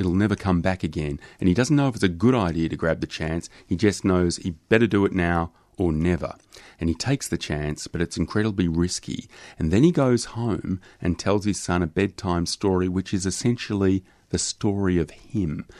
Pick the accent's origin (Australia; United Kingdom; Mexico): Australia; being Australian